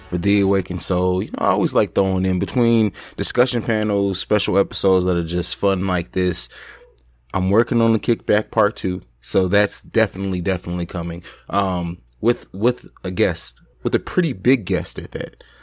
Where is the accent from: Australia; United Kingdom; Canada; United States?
United States; Columbus, Ohio; right in my home state of uh, my home city of Columbus, Ohio.